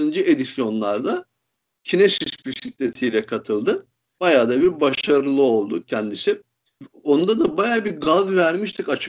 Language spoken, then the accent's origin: Turkish; Turkey; Hiçbirimiz İtalyan değiliz. Yüzde yüz Türk'üz.